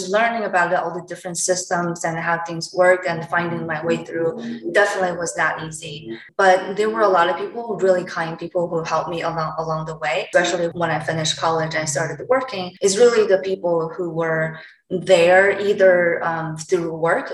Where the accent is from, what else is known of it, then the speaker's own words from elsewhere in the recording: China; English is a second language; moved away as an adult; also born or lived in California / England / Ohio / Washington DC; now in Philadelphia, United States; I was born and raised in China up until I was in college.